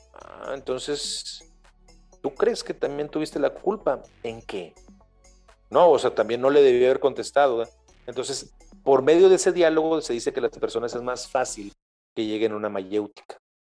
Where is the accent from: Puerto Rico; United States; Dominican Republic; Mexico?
Mexico; para nosotros como mexicanos